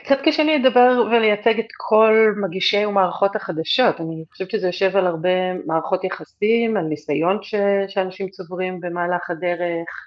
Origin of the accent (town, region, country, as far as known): Israel; moved away